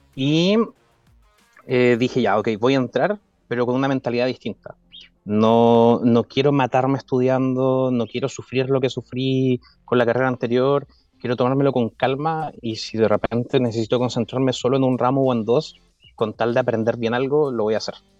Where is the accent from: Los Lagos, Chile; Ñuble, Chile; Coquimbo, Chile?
Los Lagos, Chile; Chiloé; moved away as an adult; also born or lived in Santiago, Chile; Yo soy criado de Chile, me considero un chilote adoptado